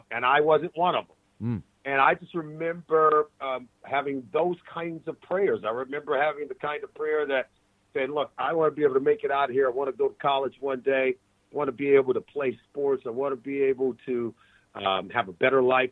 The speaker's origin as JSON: {"language": "English", "town": "Compton", "region": "California", "country": "United States", "tie": "born or raised there", "said": "I grew up in Compton, California, in Los Angeles"}